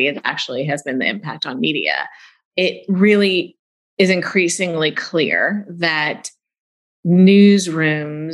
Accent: Silicon Valley, California, United States; I grew up in Silicon Valley.

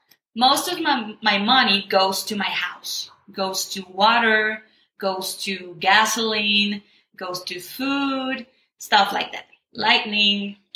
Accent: Mexico; English is a second language; I'm from Mexico

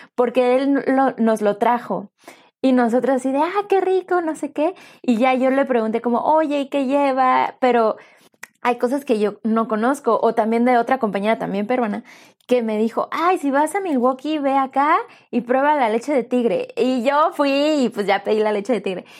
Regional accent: Mexico; Yo soy mexicana

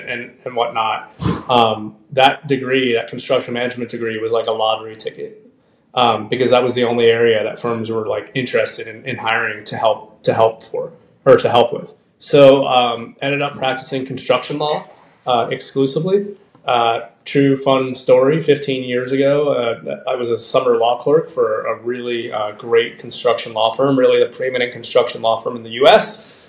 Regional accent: Miami, Florida, United States; I ended up going to my hometown of Miami, the University of Miami School of Law.

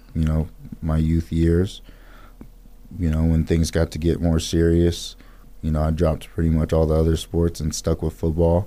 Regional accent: Pasadena, California, United States; moved away as an adult; also born or lived in Boise, Idaho / Atlanta, Georgia; I was born and raised in Pasadena, California

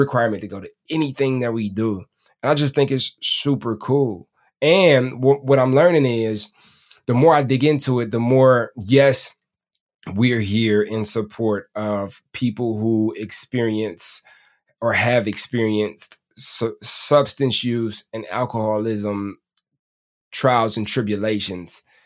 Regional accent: Detroit, Michigan, United States; I'm from Detroit

